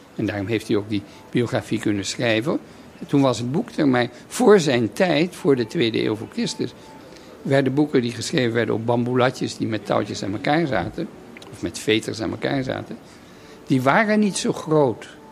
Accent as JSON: {"language": "Dutch", "country": "Netherlands", "moved": "yes", "said": "na een heel leven buiten Nederland terug te keren in, in mijn vaderland"}